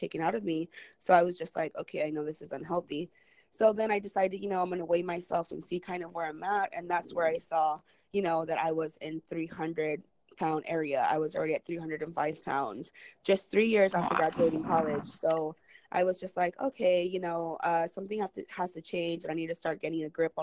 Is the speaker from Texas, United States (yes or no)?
yes; Raymondville, Texas, United States; also born or lived in San Marcos, Texas; my hometown, Raymondville, Texas, which is down in the Rio Grande Valley at the southernmost tip of Texas